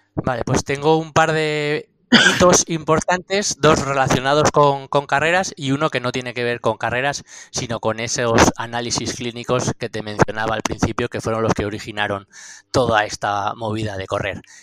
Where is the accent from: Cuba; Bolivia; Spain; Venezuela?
Spain; Astigarraga, Basque Country; moved away as an adult; now in Andosilla, Spain; Yo soy de Astigarraga, eh, tengo 48 años, pero llevo más de 20 viviendo aquí en Andosilla